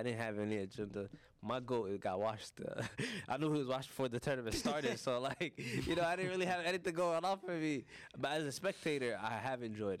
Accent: United States; I know we're American

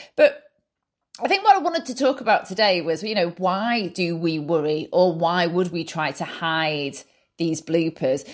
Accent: Manchester, North West England, United Kingdom; I'm from Manchester, U K

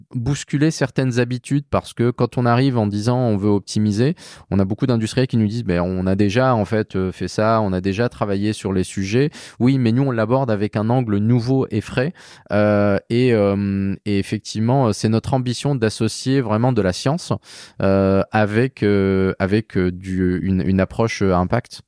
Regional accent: Saint-Malo, Brittany, France; Je viens de Saint-Malo

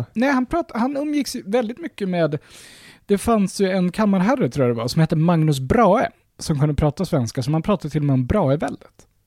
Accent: Sweden; vi svenskar

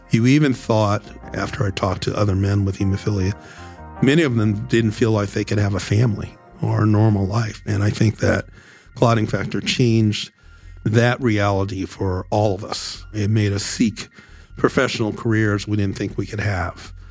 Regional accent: Buffalo, New York, United States; accent: Buffalo; Even my accent, Buffalonians have a particular accent, was altered because I spent so much time in the hospital with professionals who weren't necessarily from the area.

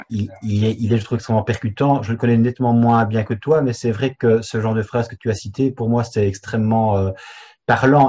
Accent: Belgium; je viens effectivement de Belgique

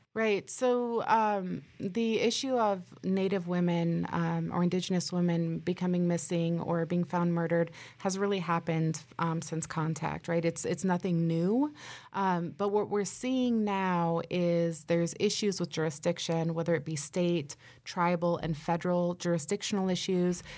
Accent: Nebraska, United States; We're from Nebraska

